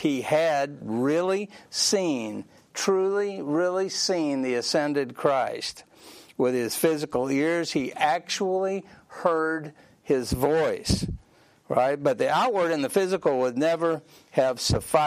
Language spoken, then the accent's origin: English; Sandy Springs, Georgia, United States; growing up in Sandy Springs, all my friends were Baptist.